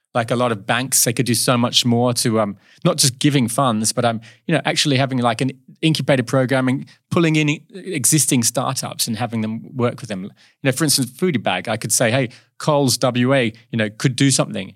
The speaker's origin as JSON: {"language": "English", "town": "Kalamunda", "region": "Western Australia", "country": "Australia", "tie": "born or raised there", "also_born_or_lived": "Southend-on-Sea, Essex, England", "said": "we moved to Australia in, yeah, when I was ten years old"}